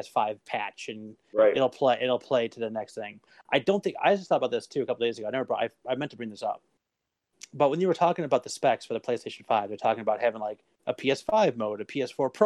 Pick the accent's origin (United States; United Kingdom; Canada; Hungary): United States; I'm an American.